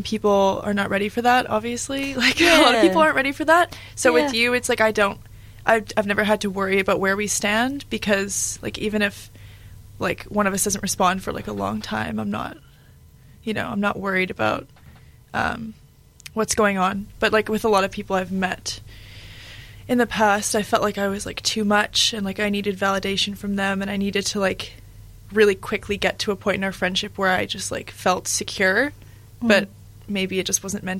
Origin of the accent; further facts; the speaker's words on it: Canada; moved away as an adult; now in Dunedin, New Zealand; I'm Canadian, and I live in Dunedin, obviously, and have been in New Zealand since last January